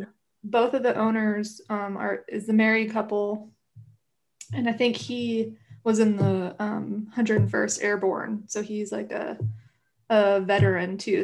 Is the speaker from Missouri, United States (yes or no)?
no; Clarksville, Tennessee, United States; I grew up in Clarksville